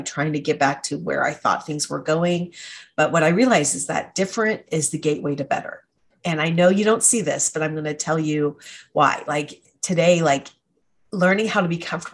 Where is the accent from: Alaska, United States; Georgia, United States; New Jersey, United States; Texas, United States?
Georgia, United States; Atlanta; moved away; I grew up in Atlanta and we moved back after we both graduated